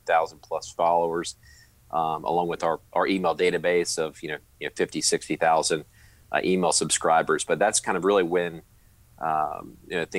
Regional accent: Charlotte, North Carolina, United States; I'm originally from Charlotte, born and raised

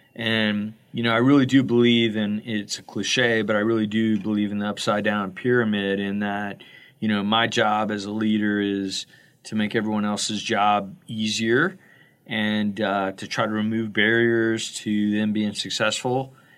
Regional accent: Florida, United States; I'm from Florida

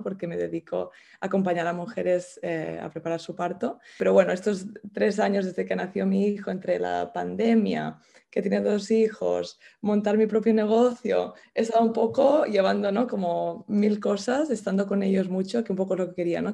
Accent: El Masnou, Catalonia, Spain; moved away as an adult; now in London, United Kingdom; soy de Masnou, de un pueblo del Maresma, de cerca de Barcelona, pero llevo viviendo en Londres, creo que son 12 años ya.

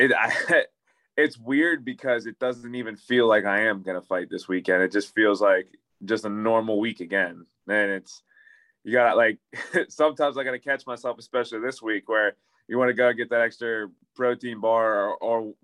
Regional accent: Pittsburgh, Pennsylvania, United States; I live in Pittsburgh and I'm from Pittsburgh

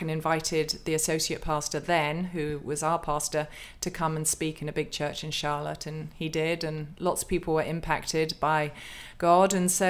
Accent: United Kingdom; I'm a Brit. I've got a stiff and perfectly waxed upper lip.

